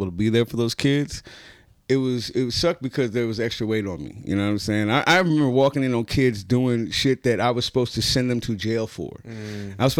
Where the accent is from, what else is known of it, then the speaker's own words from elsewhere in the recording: San Francisco, California, United States; when I grew up in Hunters Point, everybody was my uncle or my auntie